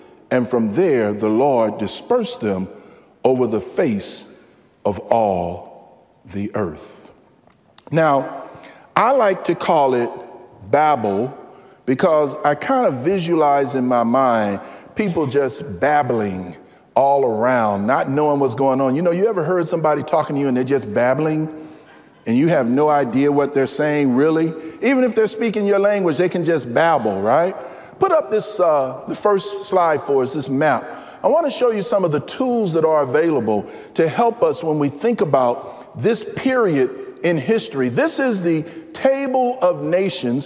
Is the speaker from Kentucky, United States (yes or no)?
no; St. Louis, Missouri, United States; moved away; I was born and raised in St. Louis, Missouri, in North St. Louis, by the way, which is a predominantly black section